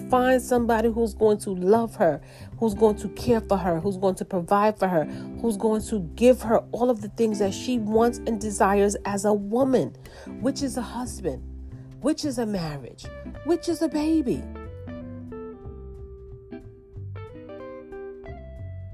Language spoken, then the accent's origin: English; New York, United States; I'm from New York